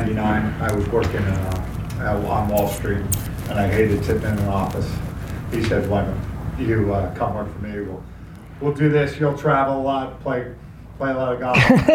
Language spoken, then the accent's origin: English; Garden City, New York, United States; moved away as an adult; now in Palm Beach, United States; I'm originally from Garden City, Long Island. I moved to Palm Beach in 2012